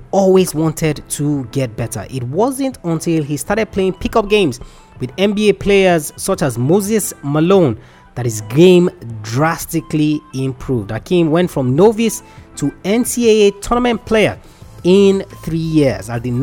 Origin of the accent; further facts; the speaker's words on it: Nigeria; I'm Nigerian